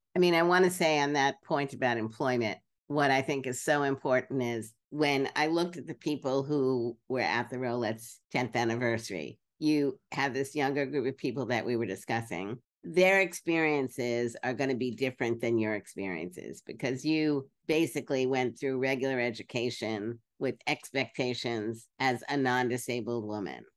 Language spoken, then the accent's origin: English; Brooklyn, New York, United States; I grew up in Brooklyn.